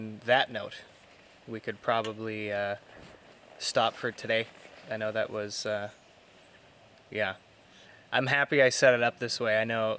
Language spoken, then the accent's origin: English; Canada; I'm a Canadian